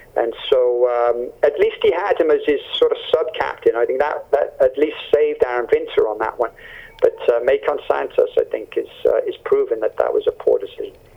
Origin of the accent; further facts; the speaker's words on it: Canada; as a Canadian